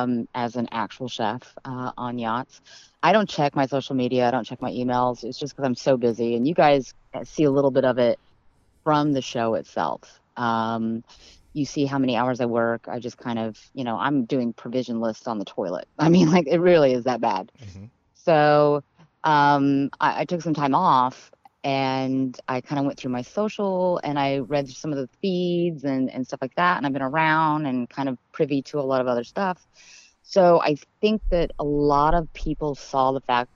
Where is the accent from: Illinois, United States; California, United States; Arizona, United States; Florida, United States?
Florida, United States; Tampa; now in Fort Lauderdale, United States; my hometown and then also where I live now.